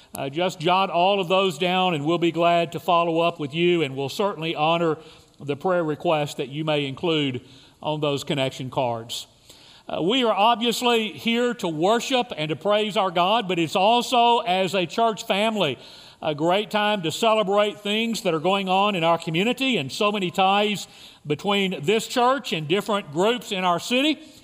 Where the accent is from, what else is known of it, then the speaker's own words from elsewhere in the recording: Kentucky, United States; now in Lubbock, United States; I grew up in Kentucky